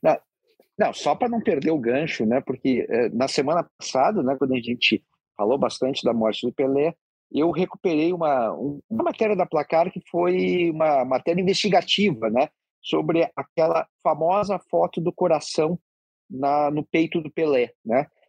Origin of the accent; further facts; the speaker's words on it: South Region, Brazil; eu que sou do Sul